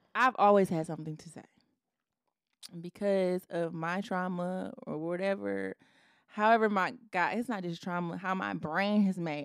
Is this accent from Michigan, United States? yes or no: yes; Detroit, Michigan, United States; also born or lived in Ypsilanti; I'm from the Metro Detroit.